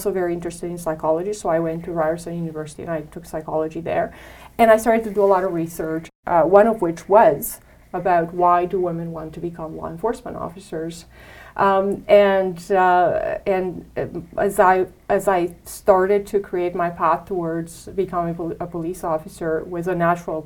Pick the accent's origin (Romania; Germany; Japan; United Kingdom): Romania; English is a second language; moved away as an adult; now in Canada; I was new to Canada. As you know, I'm from Romania. I came here when I was very young. I was 21